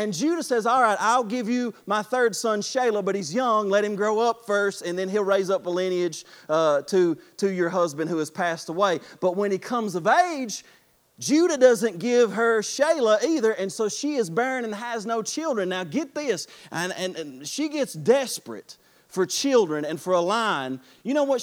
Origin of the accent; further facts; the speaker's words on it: United States; I'm from Clay County